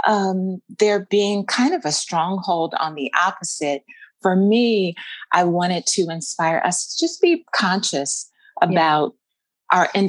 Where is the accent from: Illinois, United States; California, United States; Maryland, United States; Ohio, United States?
Maryland, United States; moved away as an adult; now in Mount Vernon, United States; I'm born Maryland Eastern Shore, and we met Maryland Eastern Shore at an HBCU there in my hometown